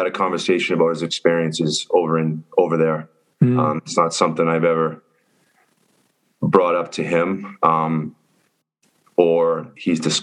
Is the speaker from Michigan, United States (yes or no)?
no; Quincy, Massachusetts, United States; I grew up in Quincy, Massachusetts, which is the first city directly south of Boston